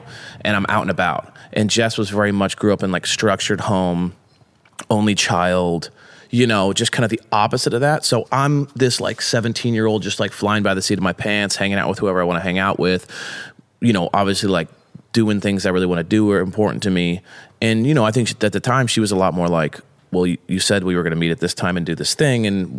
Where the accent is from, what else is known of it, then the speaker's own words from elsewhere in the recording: Long Beach, California, United States; we grew up in Long Beach, multiple kids, dad worked all day, grinded. We kind of fended for ourselves.